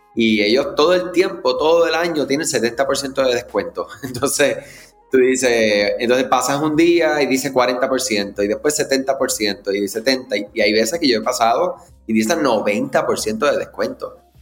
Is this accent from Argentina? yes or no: no; Puerto Rico; si eres de Puerto Rico como yo